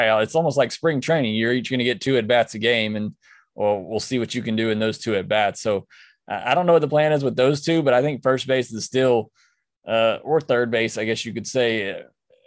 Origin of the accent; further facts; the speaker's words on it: near Auburn, Alabama, United States; Near my hometown